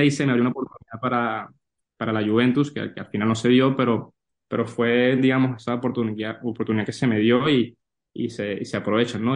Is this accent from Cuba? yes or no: no; Venezuela; moved away as an adult; also born or lived in New York / Valencia, Spain; now in Spain; que no soy de España, que soy de Venezuela